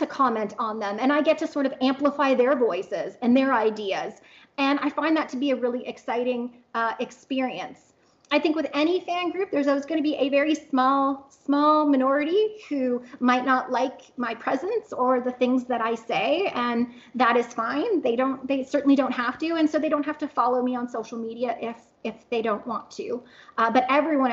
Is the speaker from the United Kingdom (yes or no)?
no; Canada; now in Oklahoma, United States; I'm Canadian, so my family's 2,000 kilometers away